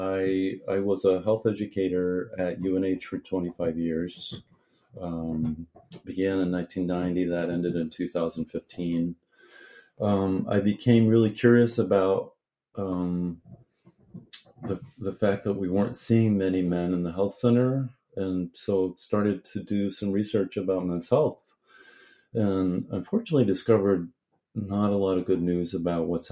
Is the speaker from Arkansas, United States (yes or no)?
no; Wells, Maine, United States; I was born and raised in Maine, lived in Wells, Maine